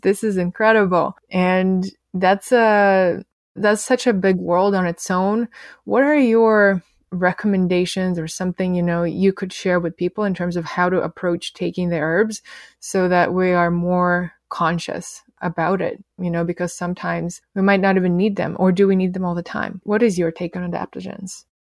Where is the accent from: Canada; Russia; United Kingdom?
Russia; moved away; when I was a teenager growing up in Russia